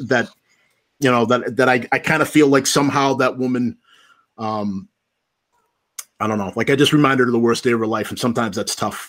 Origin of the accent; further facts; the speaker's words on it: Stoughton, United States; I'm from Stoughton. My family has been in town here since nineteen seventy-six.